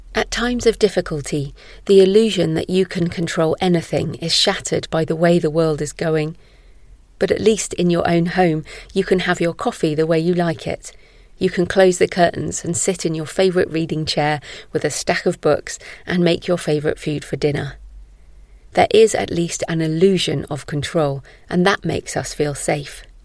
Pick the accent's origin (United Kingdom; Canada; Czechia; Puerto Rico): United Kingdom; Bristol, South West England; moved away as an adult; also born or lived in Somerset / Malawi / Israel / Oxford; now in Bath, United Kingdom; I was born in Somerset, where I now live, and spent most of my school life in Bristol, the city closest to where I live now